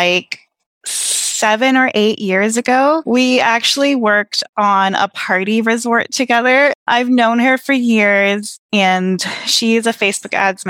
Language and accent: English; Toronto, Ontario, Canada; I am from Toronto, Canada, and I'm a single mom